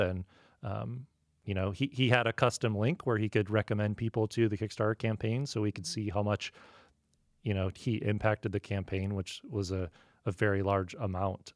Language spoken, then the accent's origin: English; Midwest, United States; now in San Diego, United States; I grew up in the Midwest